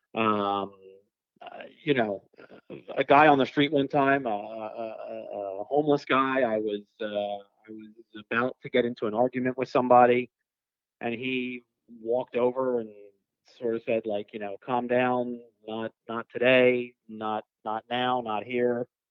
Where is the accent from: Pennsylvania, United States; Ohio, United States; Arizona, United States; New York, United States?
Pennsylvania, United States; Philadelphia; now in West Coast, United States; I grew up in uh, Philadelphia, so I'm originally from the East Coast